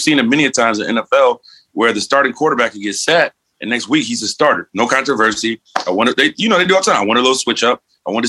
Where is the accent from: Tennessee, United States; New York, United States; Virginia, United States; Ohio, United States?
Ohio, United States; Cleveland; we're from Cleveland.